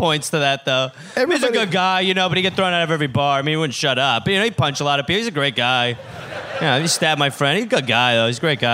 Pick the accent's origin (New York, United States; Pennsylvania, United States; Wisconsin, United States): Wisconsin, United States; I'm from Wisconsin.